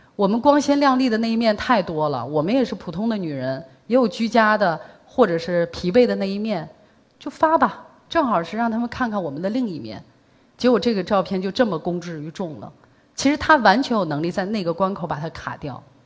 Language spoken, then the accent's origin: Chinese; Shanxi, China; now in Beijing, China; 因为我是山西人嘛，呃，回老家过年